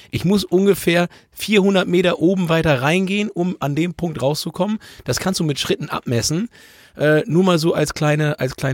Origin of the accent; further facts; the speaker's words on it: North Rhine-Westphalia, Germany; wir kommen aus dem Ruhrgebiet